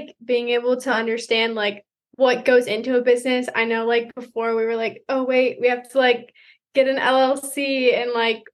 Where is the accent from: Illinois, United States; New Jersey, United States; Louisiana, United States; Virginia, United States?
Virginia, United States; Suffolk; we're from Suffolk, Virginia